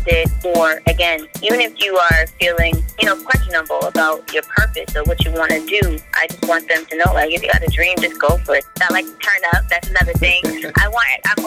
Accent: Boston, Massachusetts, United States; I was born here

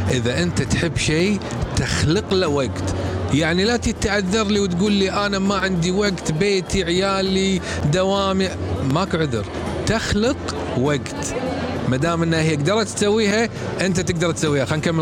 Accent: Kuwait; احنا كويتيين اوكي عندنا عائله عندنا ربع عندنا مطاعم عندنا شاليهات سفرات

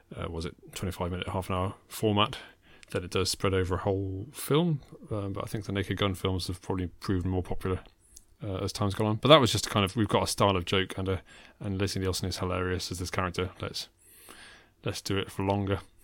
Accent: England, United Kingdom; I'm English

